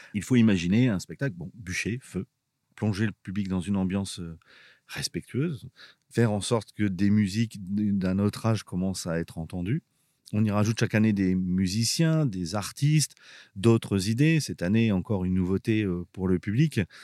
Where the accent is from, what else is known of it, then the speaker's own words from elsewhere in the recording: Abbeville, Hauts-de-France, France; also born or lived in Boulogne-sur-Mer; je suis né à Boulogne-sur-Mer et puis mon père était, était policier, était flic et euh, il est arrivé à Abbeville et donc j'ai grandi à Abbeville